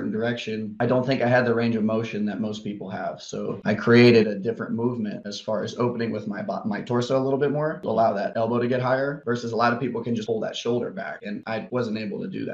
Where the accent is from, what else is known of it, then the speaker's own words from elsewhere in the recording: Kansas City, United States; moved away; also born or lived in Texas; I grew up in Kansas City